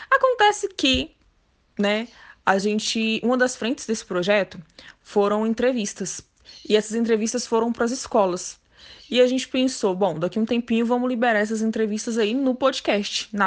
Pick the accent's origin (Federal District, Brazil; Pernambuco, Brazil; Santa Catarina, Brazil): Federal District, Brazil; Brasília; Eu sou aqui de Brasília, tenho 31 anos, sou bacharel em Direito.